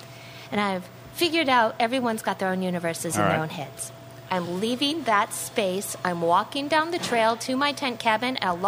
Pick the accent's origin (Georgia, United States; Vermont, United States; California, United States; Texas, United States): California, United States; Totally. I'm from California. Totally.